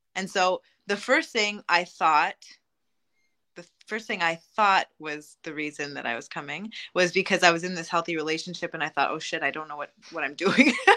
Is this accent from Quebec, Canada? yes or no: yes; Montreal, Quebec, Canada; I'm from Montreal, uh, Quebec, Canada.